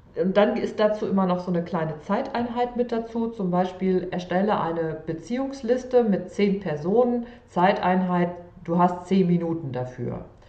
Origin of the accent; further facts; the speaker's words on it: Sauerland, North Rhine-Westphalia, Germany; also born or lived in Cologne; geboren im Sauerland